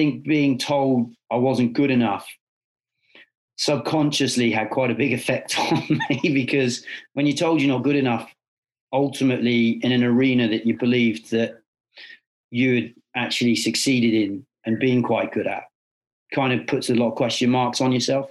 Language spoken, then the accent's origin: English; England, United Kingdom; as an Englishman